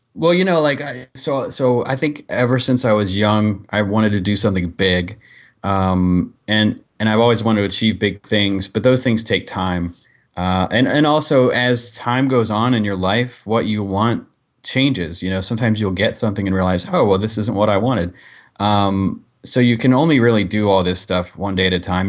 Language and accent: English; Dayton, Ohio, United States; moved away; also born or lived in San Diego; I was from Dayton, Ohio